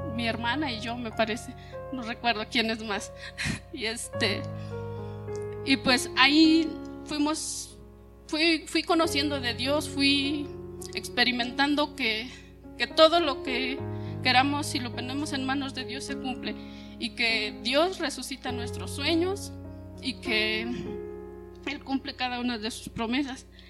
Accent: Zacatlán, Puebla, Mexico; moved away as an adult; yo soy de Zacatlán

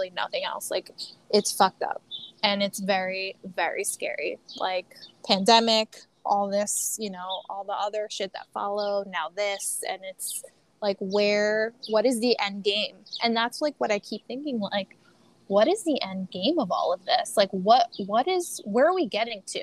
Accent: United States; as an American

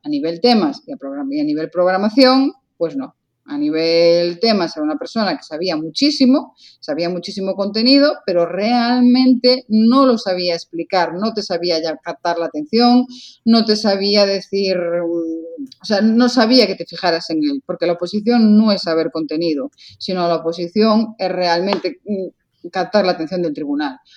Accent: Lugo, Galicia, Spain; yo soy de Lugo

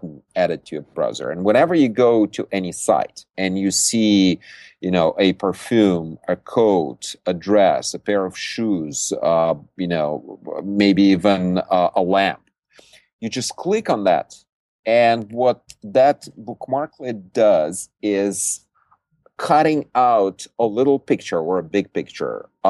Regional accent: Siberia, Russia; now in Silicon Valley, United States; I was born in Siberia

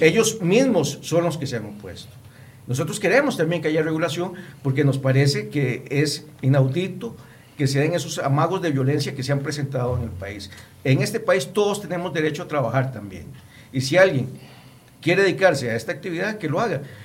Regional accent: Costa Rica; nosotros como ciudadanos, como costarricenses

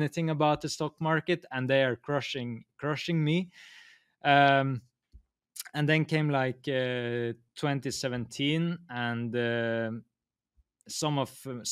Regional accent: Norway; I'm from Norway, and here heat is so valuable because it's so cold here

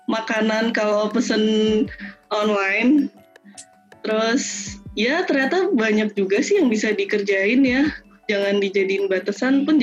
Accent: Purwokerto, Central Java, Indonesia; Dan bahkan di daerah kayak saya kan dari Purwokerto ya, dari Banyumas.

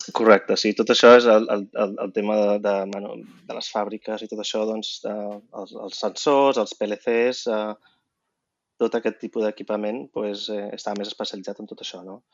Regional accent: Vilassar de Dalt, Catalonia, Spain; moved away as an adult; also born or lived in Barcelona / United States; sóc de Barcelona i vaig créixer a Vilassar de Dalt.

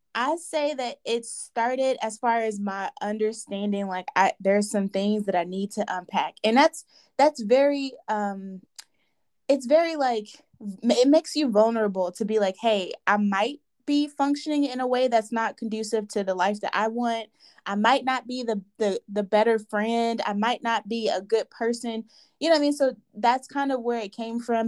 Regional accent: Nigeria; I am a Nigerian woman

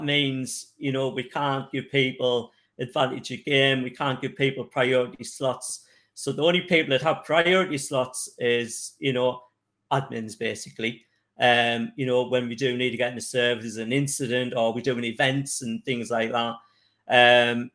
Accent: North East England, United Kingdom; I'm from the northeast of England.

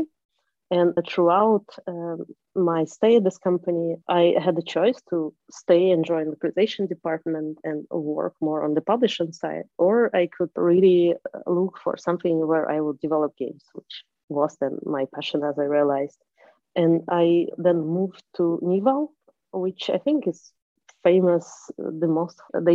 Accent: Moscow, Russia; I am from Moscow, from Russia, and that's been a city where the industry was very developed even when I was younger

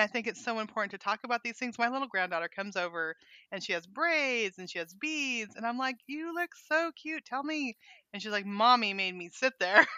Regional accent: Northern California, United States; moved away as an adult; also born or lived in Montana; now in Arkansas, United States; I grew up in California which was very diverse. Um, our high school in Northern California

